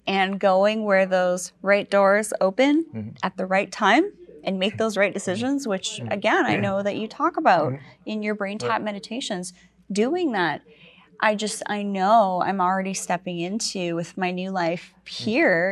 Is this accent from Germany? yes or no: no; Vancouver Island, British Columbia, Canada; I'm from Vancouver Island